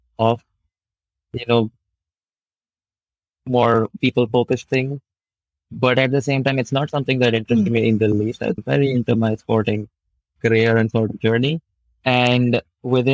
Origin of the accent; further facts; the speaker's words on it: New Delhi, Delhi, India; I'm from New Delhi, India